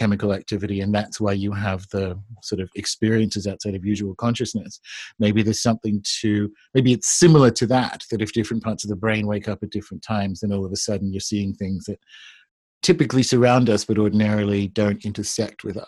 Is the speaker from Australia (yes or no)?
yes; New South Wales, Australia; I grew up in Australia